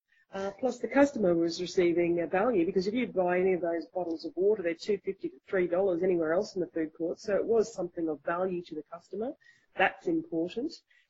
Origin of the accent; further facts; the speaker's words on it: Australia; being an Australian